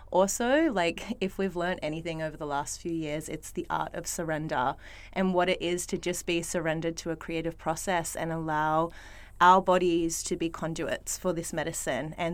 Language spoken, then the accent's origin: English; Melbourne, Victoria, Australia; I grew up in Melbourne.